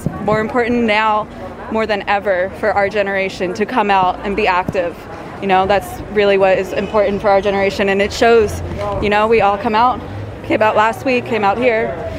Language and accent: English; United States; I'm an American.